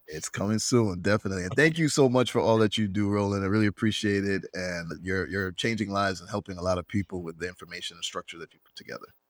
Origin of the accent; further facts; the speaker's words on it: Jamaica; although I'm not Swedish, I'm Jamaican.